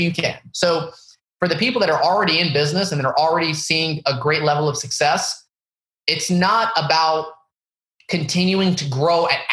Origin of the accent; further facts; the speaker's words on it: the Bible Belt, United States; Palestinian family growing up in the Bible Belt, where there's basically a huge Mexican population, no Arabs anywhere.